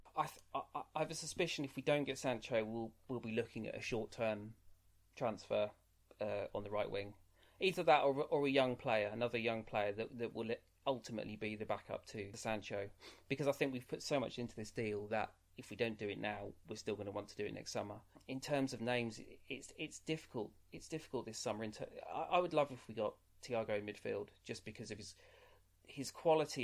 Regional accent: England, United Kingdom; I've lived my life as an Englishman

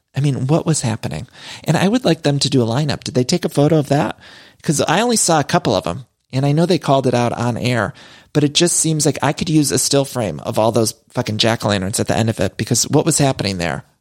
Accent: Ohio, United States; I'm from Ohio

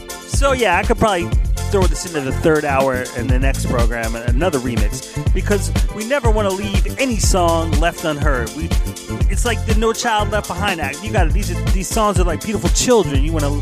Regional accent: Philadelphia, Pennsylvania, United States; Philadelphia, shout out to you. My hometown.

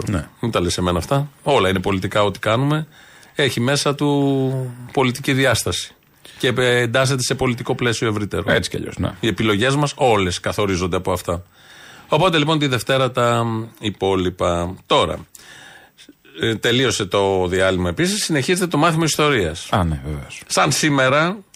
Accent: Ilioupoli, Attica, Greece; Και εγώ που γεννήθηκα και μένω στην Ηλιούπολη ναι. τα τελευταία 32 χρόνια.

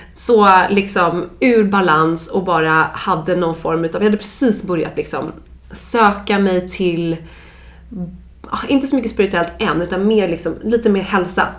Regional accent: Dalarö, Stockholm County, Sweden; now in Stockholm, Sweden; jag är uppvuxen ute på Dalarö

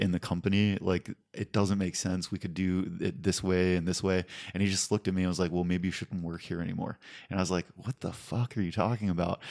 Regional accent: West Mifflin, Pennsylvania, United States; moved away as an adult; now in California, United States; born and raised in the same house for eighteen years in West Mifflin, Pennsylvania

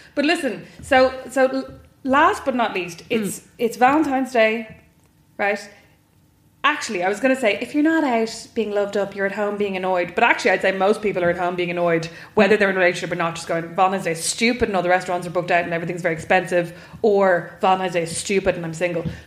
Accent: Kildare, Leinster, Ireland; I'm from Kildare, so I'm from mm. not a farming background, but a farming area.

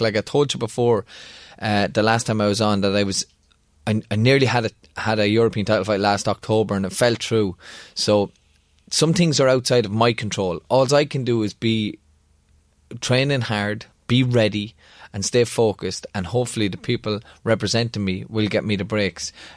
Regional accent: Kildare, Leinster, Ireland; Kildare and Thai, my hometown

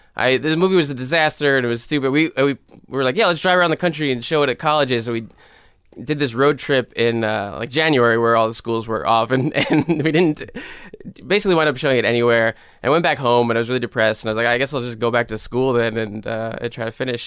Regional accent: New York City, New York, United States; also born or lived in Pelham, New York; I grew up in the Bronx and then, uh, my family moved to a town called Pelham when I was, like, thirteen or fourteen.

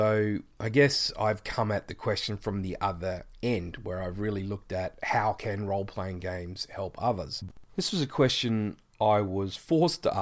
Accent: Geelong, Victoria, Australia; I'm from Geelong, Australia, which is the southeastern part of our continent.

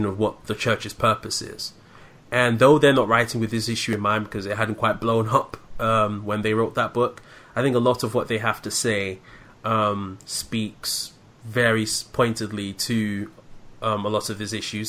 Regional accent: London, United Kingdom; moved away as an adult; now in Medford, United States; I'm originally from London, born and raised in the UK, and moved over here in April of last year

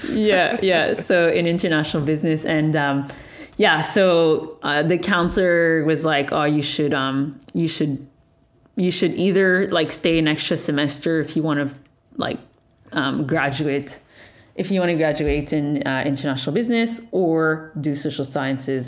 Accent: Montreal, Quebec, Canada; born and raised in Montreal, Canada

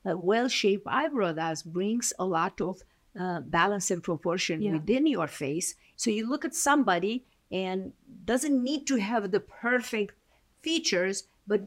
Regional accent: Romania; English is a second language; moved away as an adult; now in United States; I was born in Romania. Yeah. I emigrated in end of 1989

